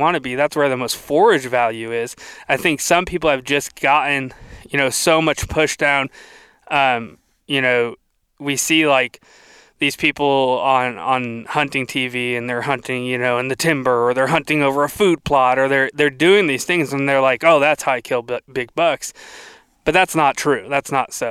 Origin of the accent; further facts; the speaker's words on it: South Florida, United States; moved away as an adult; also born or lived in Iowa; now in Tennessee, United States; I grew up in South Florida, like the swamps